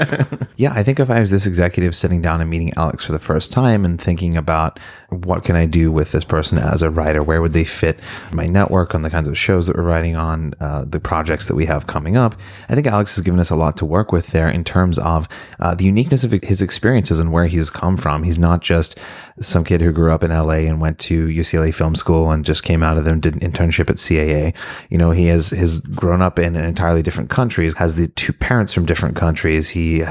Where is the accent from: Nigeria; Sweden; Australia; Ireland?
Australia; Shepparton, Victoria; accent: Australian; Yeah, so I am originally from Australia, even though you might not hear it in my accent anymore. It's kind of disappeared, but it comes back when I'm around other Australians or I'm very drunk.